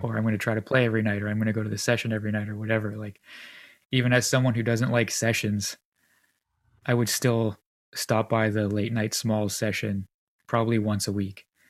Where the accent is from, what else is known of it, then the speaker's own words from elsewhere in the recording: Canada; as a Canadian